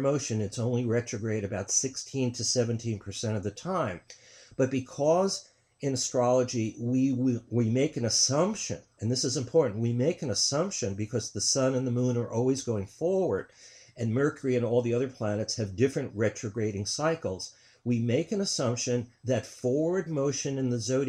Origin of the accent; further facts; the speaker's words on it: New York, United States; I'm from New York